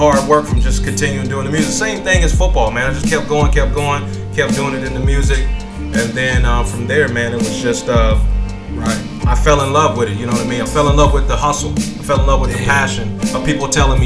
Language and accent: English; Shreveport, Louisiana, United States; moved away; also born or lived in Santa Cruz, California / East Coast; I'm originally from Shreveport, Louisiana. Moved to California, Santa Cruz, California in 1990